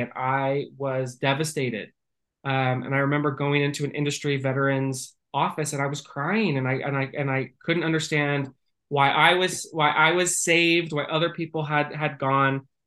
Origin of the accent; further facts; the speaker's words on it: Northern California, United States; moved away; I grew up in Northern California uh, within an agriculture family